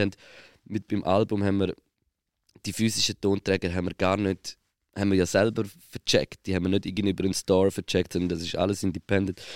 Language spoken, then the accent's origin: German; Switzerland; als Schweizer Musiker